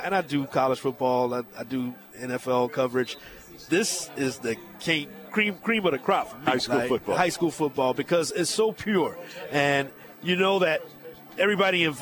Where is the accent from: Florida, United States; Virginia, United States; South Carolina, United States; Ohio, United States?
South Carolina, United States; Fairfax; moved away as an adult; also born or lived in Rock Hill, South Carolina / Charlotte, North Carolina; I grew up in Fairfax